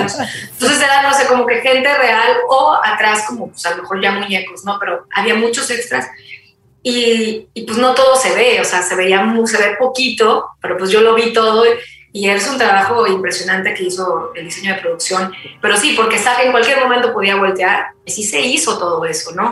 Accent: Mexico; buena mexicana

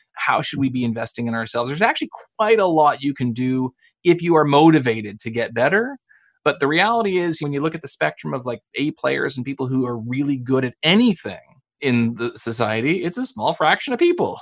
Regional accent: Canada; accent: Canadian; as a Canadian, which you'll hear. I mean, I say process and project and about

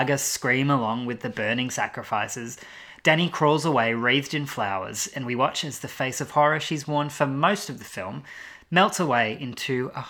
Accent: Australia; to me as an Australian

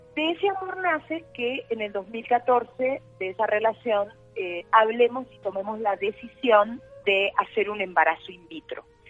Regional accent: Concordia, Entre Ríos, Argentina; born or raised there; moved away as an adult; also born or lived in Buenos Aires; now in Colombia

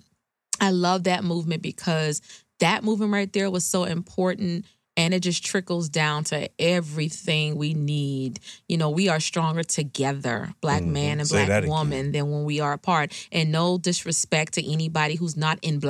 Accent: Charleston, South Carolina, United States; I'm originally from Charleston, South Carolina. So even when I grew up in the 90s, I graduated high school in 1999, I still experience racism

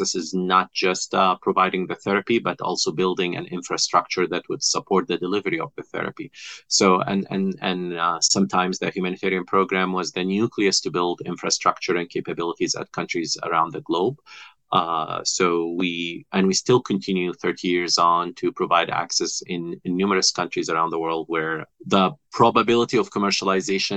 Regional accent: Kuwait; moved away as an adult; also born or lived in Egypt / Boston, United States; now in United States; So I'm Egyptian by birth. I was raised in Kuwait and I came to the U.S. about 25 years ago.

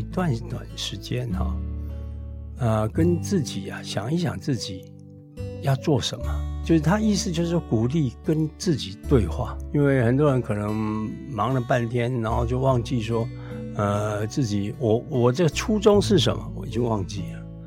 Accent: Taiwan; also born or lived in Taipei; now in Tainan, Taiwan; 我们台湾人

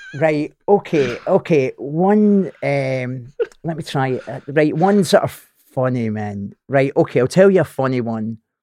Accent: Scotland, United Kingdom; I'm Scottish

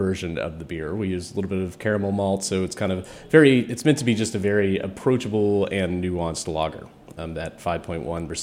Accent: East Tennessee, United States; moved away as an adult; also born or lived in Nashville; now in Washington, D.C., United States; I grew up in East Tennessee

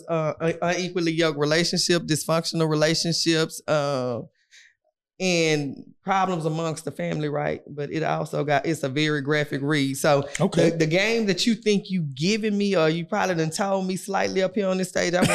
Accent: Houston, Texas, United States; I'm from Fifth Ward

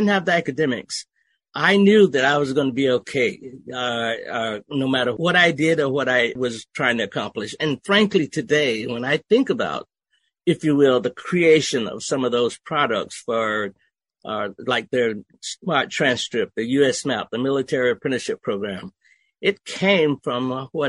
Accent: Okefenokee Swamp, Georgia, United States; moved away; also born or lived in Germany; I was raised in Okefenokee Swamp, where English was a second language

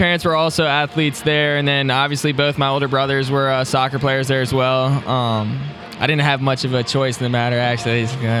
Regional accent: Frederick, Maryland, United States; I'm from Frederick, Maryland. It's like 45 minutes west of DC. I grew up playing for FC Frederick. It's a local club from Frederick

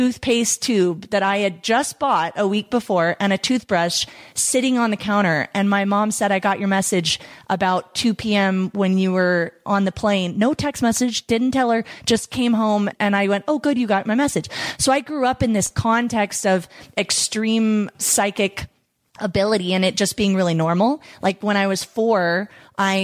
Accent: Texas, United States; growing up in Texas with lots of Christian background

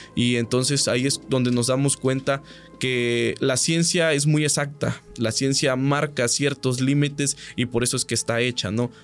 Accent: Catemaco, Veracruz, Mexico; soy de Catemaco, Veracruz

